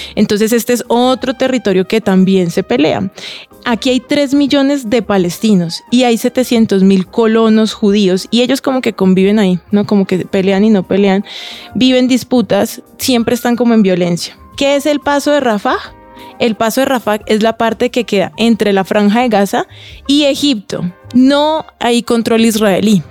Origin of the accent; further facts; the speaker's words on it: Cali, Valle del Cauca, Colombia; Yo tengo cara de venezolana y soy caleña